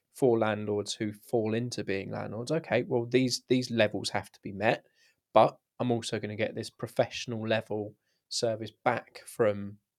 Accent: United Kingdom; I think what we're used to as a British public is everyone's very concerned about regulation

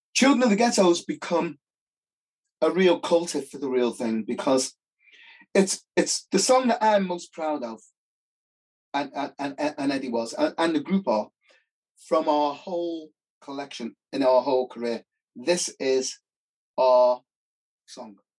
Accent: England, United Kingdom

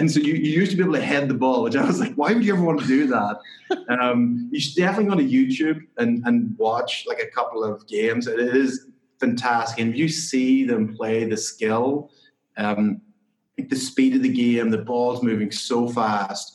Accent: County Tyrone, Northern Ireland, United Kingdom; moved away as an adult; also born or lived in St Andrews, Scotland / London; Yeah, so I grew up in Northern Ireland, in County Tyrone. I grew up on a dairy farm

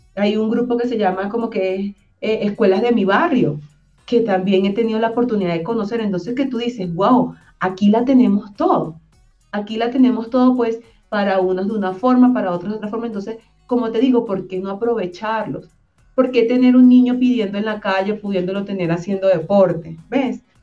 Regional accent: Venezuela; moved away as an adult; now in Colombia; se enteran que soy venezolana una vez que hablo

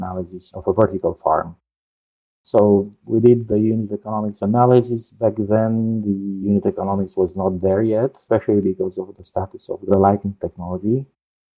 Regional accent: Romania; moved away as an adult; also born or lived in Netherlands / Colorado, United States / San Jose, United States; now in Orlando, United States; Originally, I'm from Romania. So I studied there and in the Netherlands. Then I came over to the US in 94

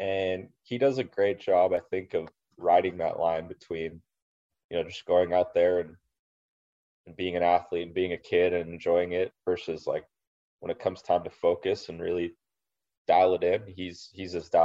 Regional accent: Los Angeles, California, United States; Riv is my hometown event

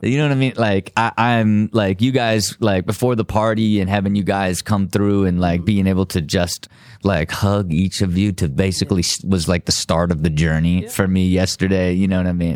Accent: Ohio, United States; I was from Ohio still

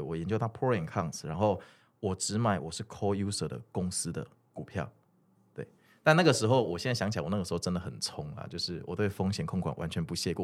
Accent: Kaohsiung, Taiwan; moved away as an adult; also born or lived in Zhonghe, New Taipei; 我是高雄人

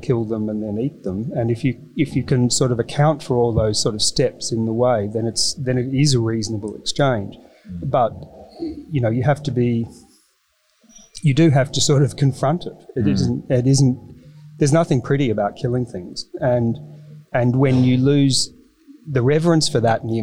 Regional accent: Melbourne, Victoria, Australia; now in Sydney, Australia; I grew up in Melbourne, very suburban

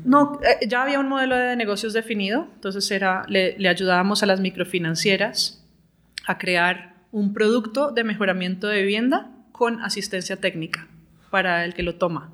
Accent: Colombia; moved away as an adult; also born or lived in London; tiempo de volver a Colombia.

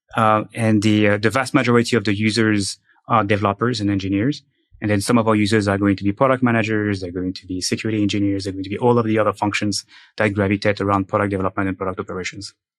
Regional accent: France; moved away as an adult; now in United States; I'm from France

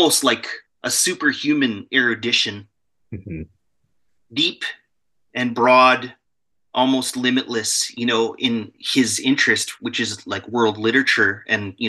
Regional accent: Alberta, Canada; also born or lived in Vancouver; Born and raised. I'm from Alberta. I'm in Alberta right now.

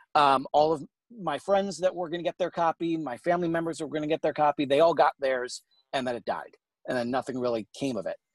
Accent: New York, United States; now in St. Louis, United States; I am originally from New York, but I'm uh, currently based out of uh, St. Louis, Missouri

